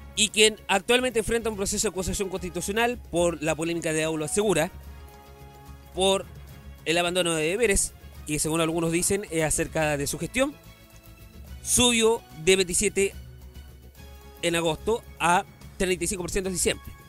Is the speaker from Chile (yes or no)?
yes; Chile; Yo como chileno